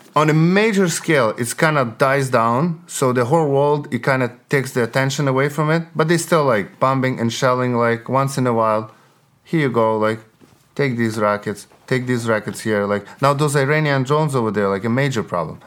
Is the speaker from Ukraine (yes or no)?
yes; Western Ukraine, Ukraine; English is a second language; moved away; I'm from Western, so I grew up, like, as a, like, Ukrainian, Ukrainian, hardcore Ukrainian.